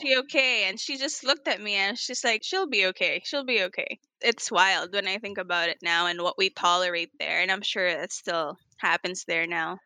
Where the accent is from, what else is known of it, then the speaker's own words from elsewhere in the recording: Atlanta, Georgia, United States; now in Los Angeles, United States; we grew up in predominantly Caucasian neighborhood in Atlanta